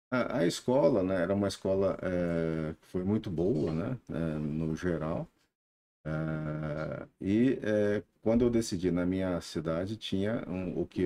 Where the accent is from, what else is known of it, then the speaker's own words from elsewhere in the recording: Franca, São Paulo, Brazil; moved away as an adult; also born or lived in Uberlândia; now in Sertãozinho, Brazil; Eu sou de Franca, né?